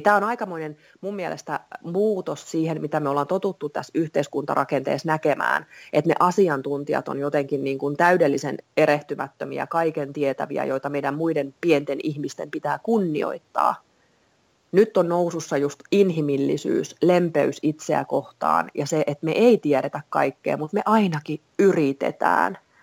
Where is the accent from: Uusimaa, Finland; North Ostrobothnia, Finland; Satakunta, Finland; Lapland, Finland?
Uusimaa, Finland; Vantaa; also born or lived in England; mä oon vantaalainen kolmen lapsen äiti